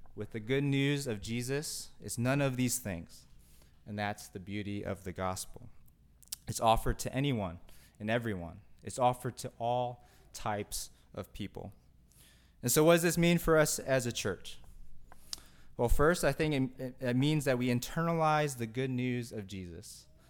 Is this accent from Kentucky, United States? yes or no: yes; Kentucky, United States; growing up in Kentucky